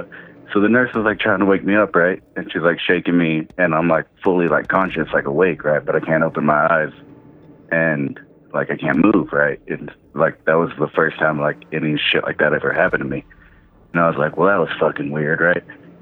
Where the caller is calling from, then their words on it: Colorado, United States; calling from Colorado.